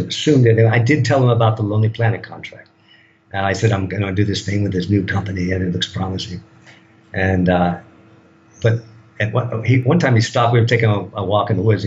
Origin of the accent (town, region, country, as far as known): United States; moved away as an adult; now in Thailand